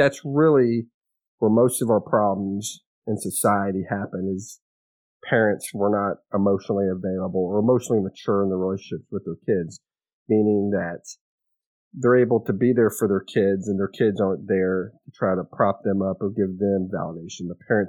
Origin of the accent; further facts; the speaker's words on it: Kerrville, Texas, United States; also born or lived in Alabama / Louisiana; So I was born in Kerrville. That was the closest hospital. Moved, I guess, as a little kid, you know, I don't remember this, but moved around between Alabama and Louisiana and then back to Texas.